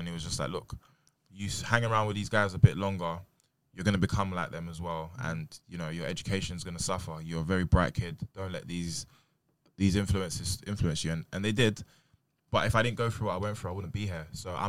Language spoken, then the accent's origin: English; Peckham, London, United Kingdom; My school's in Brixton. I mean, it's in Campbell, and like opposite Brixton. I'm from Peckham.